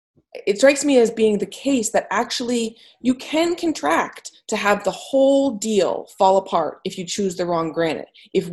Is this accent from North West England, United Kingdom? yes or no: no; Reading, South East England, United Kingdom; I'm from Reading.